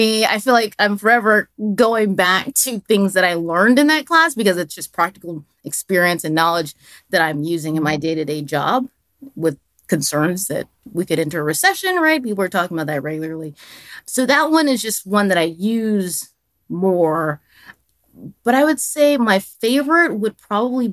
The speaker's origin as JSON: {"language": "English", "town": "Dallas", "region": "Texas", "country": "United States", "also_born_or_lived": "Albuquerque, New Mexico", "moved": "yes", "lives_now": "Washington, D.C., United States", "said": "I'm a Texan. So for those who don't know, I'm from Dallas, Texas."}